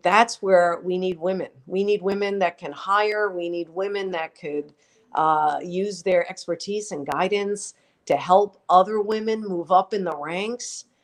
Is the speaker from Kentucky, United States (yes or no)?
no; New York, United States; accent: New York; I'm proud of my New York roots. That's why I did not work on getting rid of my accent